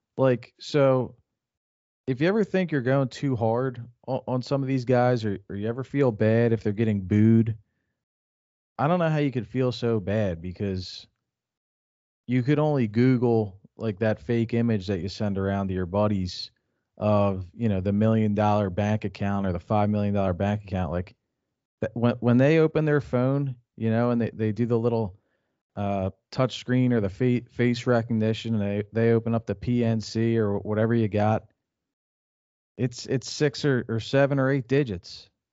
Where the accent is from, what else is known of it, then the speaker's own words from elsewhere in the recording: Philadelphia, Pennsylvania, United States; we're from Philadelphia.